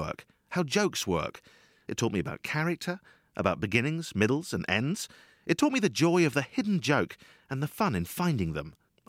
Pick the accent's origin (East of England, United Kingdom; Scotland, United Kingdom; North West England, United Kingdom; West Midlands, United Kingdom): Scotland, United Kingdom; Dundee; I'm here in Dundee. Misty Dundee today. I grew up in Dundee. I was born in Dundee.